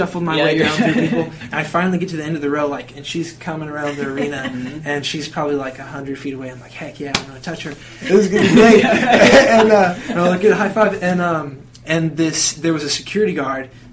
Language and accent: English; Tulsa, Oklahoma, United States; I'm from Tulsa, Oklahoma